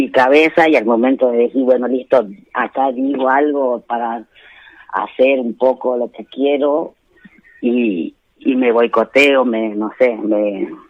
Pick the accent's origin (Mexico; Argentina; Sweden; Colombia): Argentina; Catamarca; De Catamarca.